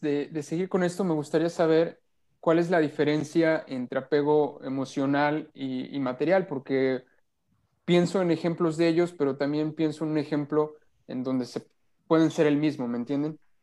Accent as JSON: {"language": "Spanish", "town": "Teziutlán", "region": "Puebla", "country": "Mexico", "tie": "born or raised there", "moved": "as an adult", "lives_now": "Monterrey, Mexico", "said": "mi pueblo, allá en Teciutlán."}